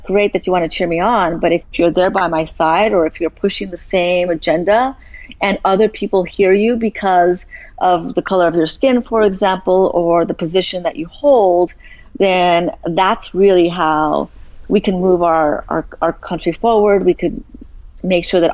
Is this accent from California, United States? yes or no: yes; Los Angeles, California, United States; I'm originally from Boyle Heights in East